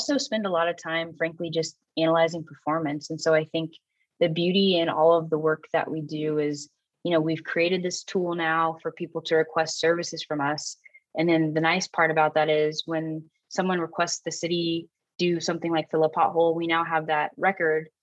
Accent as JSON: {"language": "English", "town": "San Diego", "region": "California", "country": "United States", "tie": "born or raised there", "said": "my hometown of San Diego"}